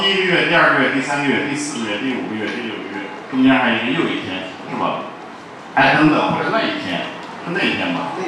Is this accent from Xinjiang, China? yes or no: yes; Xinjiang, China; moved away; 我在新疆出生长大的，我就又跑到新疆去了，借机回趟老家